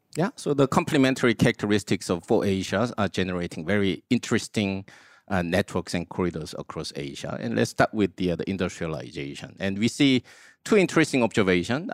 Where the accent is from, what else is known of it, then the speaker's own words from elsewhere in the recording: South Korea; I grew up in Korea